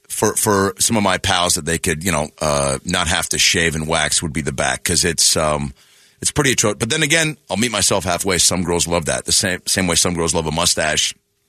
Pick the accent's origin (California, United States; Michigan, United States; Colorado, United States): California, United States; Sacramento; I was born in Sacramento.